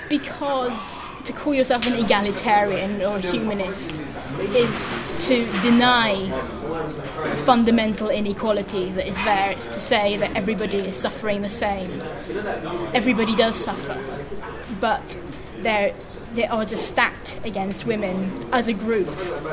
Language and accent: English; France; born there; Thatcher. That's the main reason I was born in France.